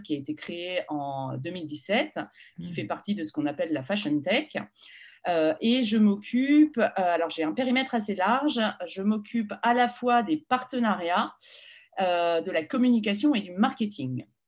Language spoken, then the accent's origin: French; the Nord, Hauts-de-France, France; also born or lived in Paris; now in Lille, France; je suis parisienne d'origine, mmh. mais mes parents ont, rejoint le Nord, je devais avoir un an, donc en fait, jusqu'à mes 17 ans, jusqu'au bac, je suis restée dans le Nord.